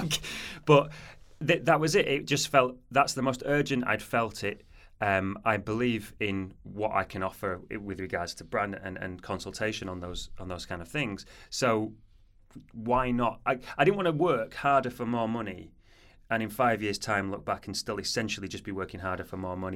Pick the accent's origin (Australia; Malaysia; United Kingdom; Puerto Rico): United Kingdom; Manchester, North West England; moved away as an adult; also born or lived in Portsmouth; I'm from Manchester originally, as you can probably tell by my accent